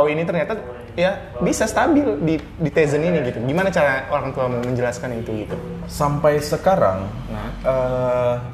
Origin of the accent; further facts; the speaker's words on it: Pematangsiantar, North Sumatra, Indonesia; Nah satu lagi kita kan orang Batak. Iya iya.